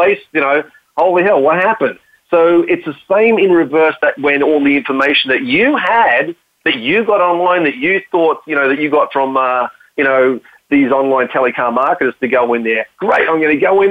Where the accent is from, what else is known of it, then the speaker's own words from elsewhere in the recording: Australia; accent: Australian; my Australian accent